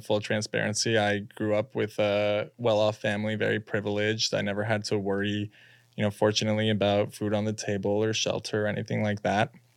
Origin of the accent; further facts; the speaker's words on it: Los Angeles, California, United States; moved away as an adult; now in New York, United States; Born and raised in Los Angeles